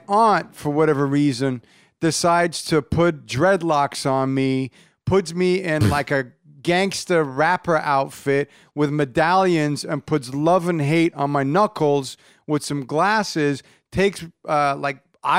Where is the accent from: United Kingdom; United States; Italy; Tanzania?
United States; Irvine, California; I grew up in Irvine.